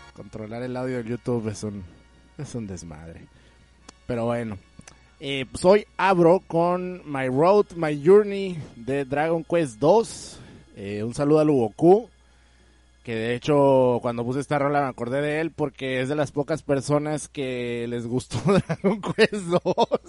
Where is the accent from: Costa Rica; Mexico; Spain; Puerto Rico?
Mexico